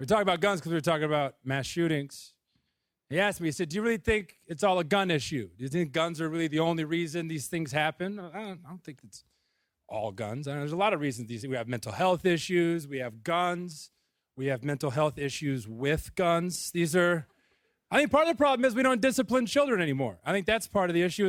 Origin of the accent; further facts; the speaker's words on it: Missouri, United States; now in Brooklyn, United States; I grew up in Missouri